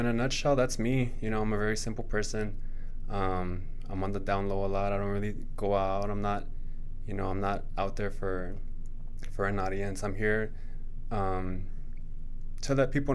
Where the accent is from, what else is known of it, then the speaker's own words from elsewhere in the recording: El Paso, Texas, United States; moved away as an adult; also born or lived in Austin, Texas / Princeton, New Jersey; I'm from El Paso, Texas. I've lived in a couple places. I've been to Austin, Texas. I've been to Princeton, New Jersey. I was out there for a little bit. But I am born and raised here